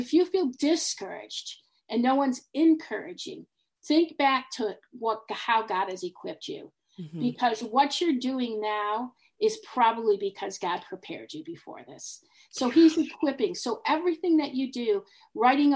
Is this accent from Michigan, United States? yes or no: yes; Detroit, Michigan, United States; moved away; I grew up in Detroit